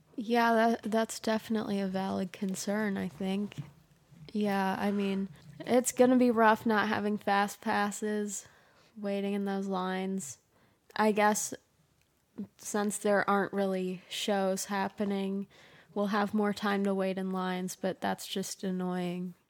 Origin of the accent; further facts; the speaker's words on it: Michigan, United States; We're from Michigan